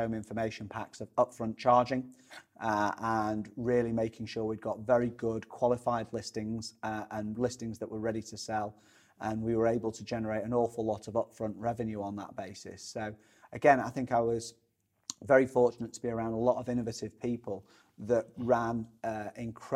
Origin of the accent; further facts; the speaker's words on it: Sheffield, Yorkshire and the Humber, United Kingdom; I'm originally from Sheffield, not from Chesterfield.